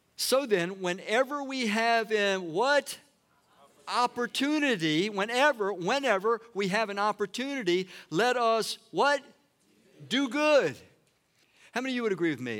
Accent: Washington, District of Columbia, United States; I was born in Washington, D C

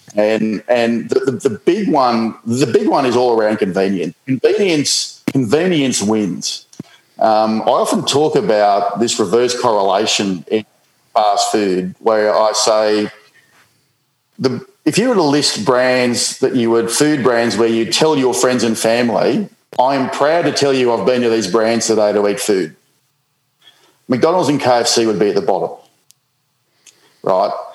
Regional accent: Coffs Harbour, New South Wales, Australia; moved away as an adult; also born or lived in New Zealand / Middle East / United Kingdom; growing up in Coffs Harbour

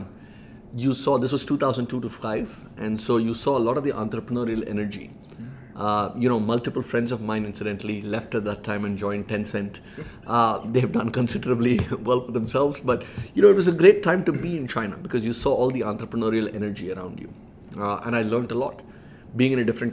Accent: Chennai, Tamil Nadu, India; moved away as an adult; also born or lived in Michigan; I grew up in Chennai, in Madras, as we used to call it at that point.

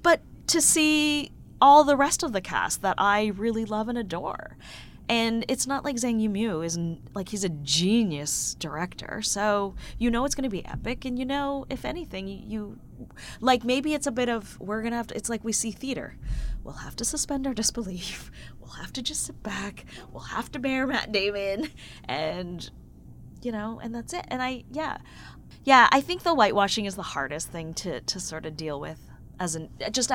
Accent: Toronto, Ontario, Canada; growing up in Toronto and living in Canada

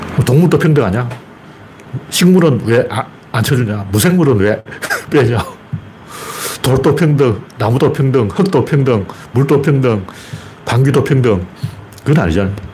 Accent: Gyeongju, North Gyeongsang, South Korea; 특히 제가 경주 출신이라서

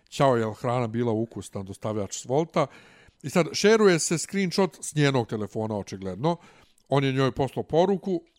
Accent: Bosnia & Herzegovina; now in Belgrade, Serbia; ja sam veći balvan iz Bosne od tebe.

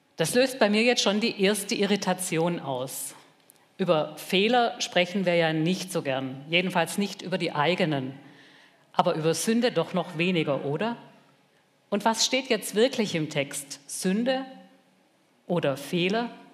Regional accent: Germany

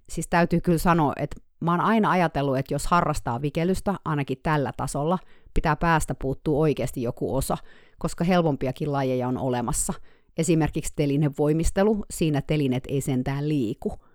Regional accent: Finland; moved away as an adult; now in California, United States; mä tulin Suomesta

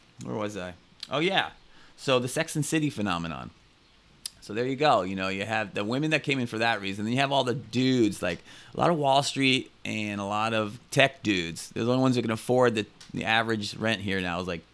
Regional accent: Connecticut, United States; now in New York City, United States; I grew up in Connecticut, where you hear crickets and birds

